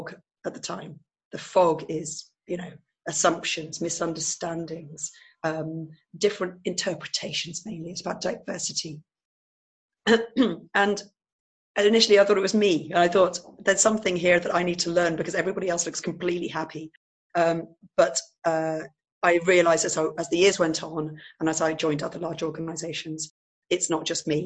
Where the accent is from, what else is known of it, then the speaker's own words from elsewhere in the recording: England, United Kingdom; moved away as an adult; now in Netherlands; I'm actually English, and I've married a Dutchman